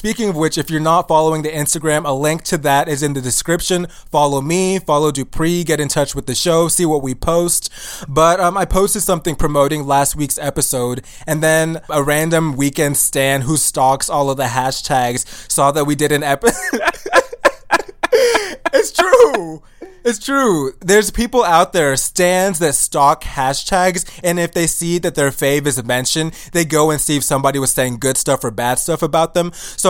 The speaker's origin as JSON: {"language": "English", "country": "Nigeria", "said": "But he doesn't know that I'm African and I'm Nigerian, and I'm not like those other people that he tried to fight in the past."}